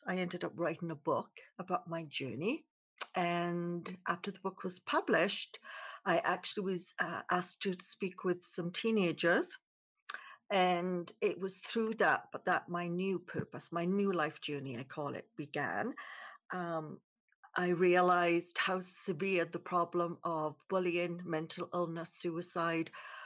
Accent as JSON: {"language": "English", "region": "Wales", "country": "United Kingdom", "tie": "born or raised there", "moved": "as an adult", "lives_now": "Canada", "said": "originally I was born in Wales in the United Kingdom. I became a nurse. I moved to Canada in 1987 and I've lived here ever since"}